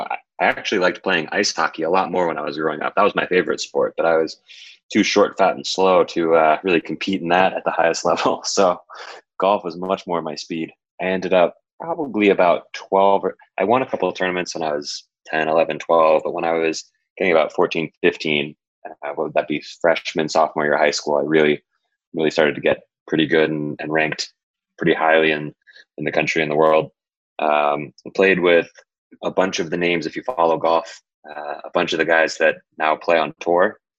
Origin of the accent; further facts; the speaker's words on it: California, United States; born there; also born or lived in lived in many places growing up; So I was born in Southern California. I moved 20 times growing up.